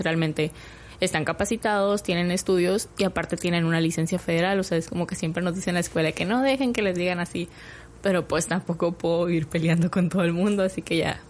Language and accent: Spanish; Hermosillo, Sonora, Mexico; moved away as an adult; yo soy de Hermosillo